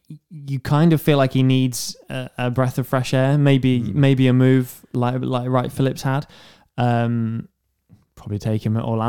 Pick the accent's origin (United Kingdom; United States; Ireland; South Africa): United Kingdom; I'm British